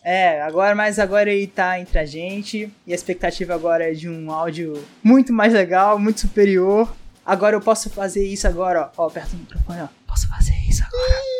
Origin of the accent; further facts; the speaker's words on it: Brazil; A gente brasileiro, nascido e criado no Brasil